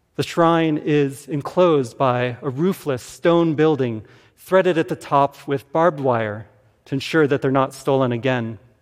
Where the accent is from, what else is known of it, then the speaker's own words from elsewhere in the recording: Tucson, Arizona, United States; I grew up in Tucson, Arizona